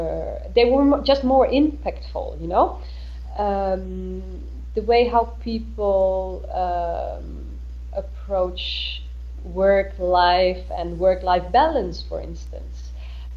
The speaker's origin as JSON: {"language": "English", "country": "Netherlands", "moved": "as an adult", "lives_now": "Berlin, Germany", "said": "as a Dutch person"}